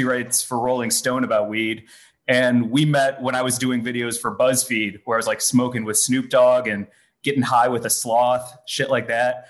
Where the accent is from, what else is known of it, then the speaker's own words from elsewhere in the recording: St. Louis, Missouri, United States; also born or lived in Chicago; now in Los Angeles, United States; I moved to LA from Chicago and grew up in St. Louis.